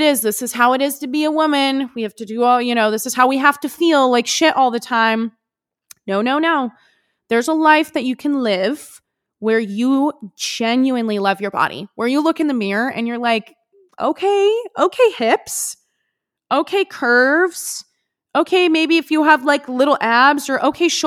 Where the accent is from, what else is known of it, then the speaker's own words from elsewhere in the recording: West Coast, United States; growing up on the West Coast